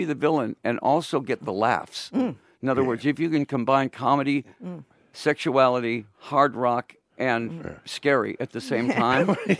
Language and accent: English; Detroit, Michigan, United States; I'm from Detroit, you know.